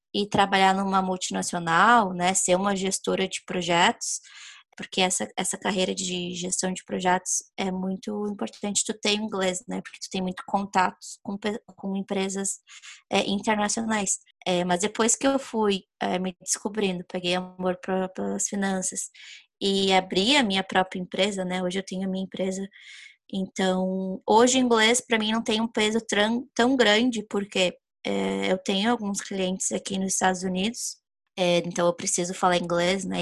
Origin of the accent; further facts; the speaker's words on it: Porto Alegre, Rio Grande do Sul, Brazil; now in United States; sou do Rio Grande do Sul, né? Do, uhum. De Porto Alegre